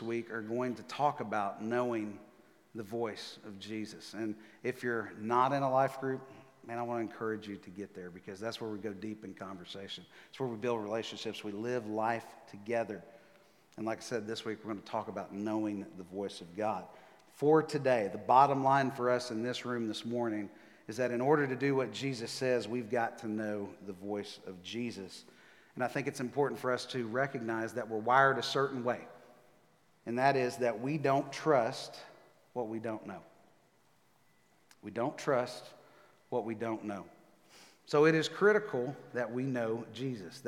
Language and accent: English; Texas, United States; moved away as an adult; now in Nashville, United States; I was born and raised in Texas. I'm a Texas guy.